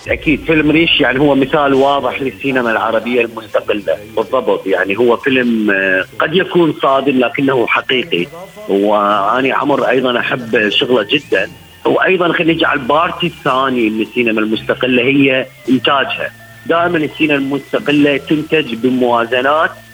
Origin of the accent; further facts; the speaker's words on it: Iraq; احنا كيف نعيش كعراقيين بعد 2003